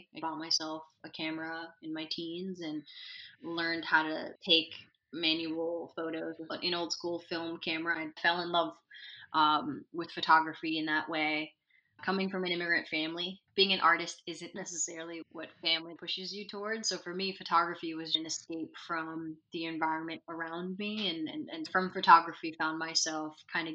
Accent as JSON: {"language": "English", "town": "Sana'a", "region": "Amanat Al Asimah", "country": "Yemen", "tie": "born or raised there", "also_born_or_lived": "United Arab Emirates", "moved": "yes", "lives_now": "United States", "said": "I grew up in Sana'a, Yemen, the youngest of six."}